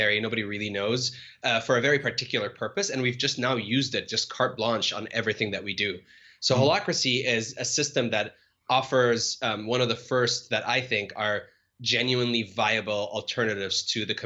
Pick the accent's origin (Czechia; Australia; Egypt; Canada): Egypt; Cairo, Cairo Governorate; moved away as an adult; now in United States; I was born and raised in Cairo and grew up there for the majority of my life